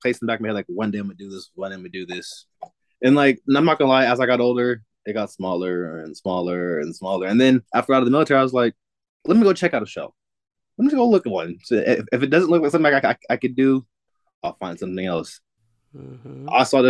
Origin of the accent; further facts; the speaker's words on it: Las Vegas, Nevada, United States; I'm born and raised in Vegas.